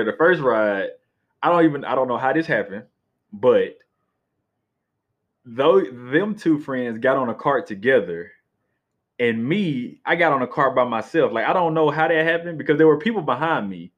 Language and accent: English; Atlanta, Georgia, United States; So I was raised in Atlanta